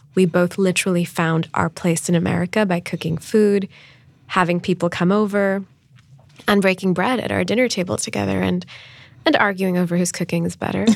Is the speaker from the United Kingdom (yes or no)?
no; Islamabad, Islamabad Capital Territory, Pakistan; moved away as an adult; also born or lived in Stanford, California / Dubai; growing up in Pakistan. I thought I would always live in my hometown of Islamabad